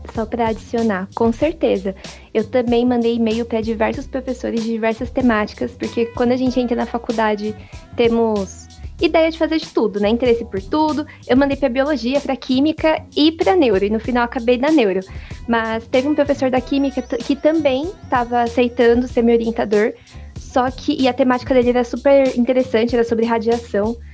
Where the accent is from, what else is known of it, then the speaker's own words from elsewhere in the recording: São Paulo, Brazil; Eu sou de São Mateus, Zona Leste, periferia de São